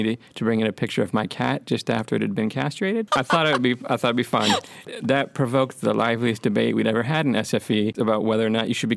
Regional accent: California, United States; moved away as an adult; also born or lived in San Francisco; now in Sweden; they liked that I was from California

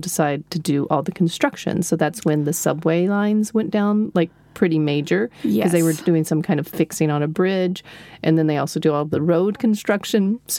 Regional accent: Texas, United States; moved away as an adult; now in Stockholm, Sweden; We're Texan. We drive everywhere.

